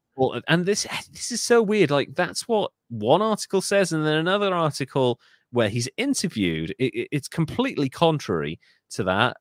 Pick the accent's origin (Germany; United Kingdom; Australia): United Kingdom; I'm British.